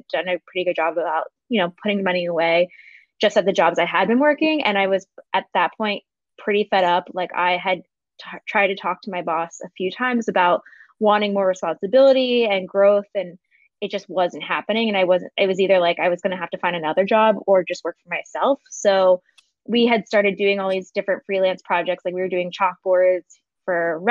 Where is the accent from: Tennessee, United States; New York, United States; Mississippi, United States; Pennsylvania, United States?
Pennsylvania, United States; Philadelphia; moved away as an adult; also born or lived in San Diego; I'm from Philadelphia originally. And then I moved out to San Diego for a job when I graduated college